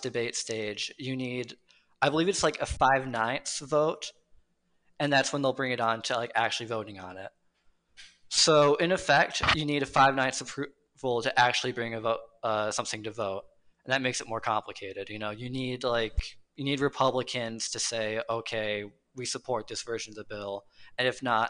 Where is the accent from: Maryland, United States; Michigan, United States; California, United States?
Michigan, United States; I come from Michigan